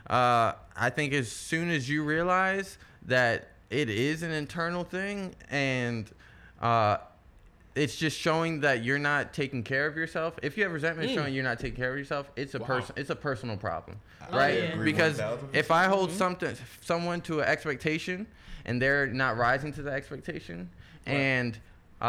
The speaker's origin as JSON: {"language": "English", "town": "Baltimore", "region": "Maryland", "country": "United States", "said": "I'm from Baltimore"}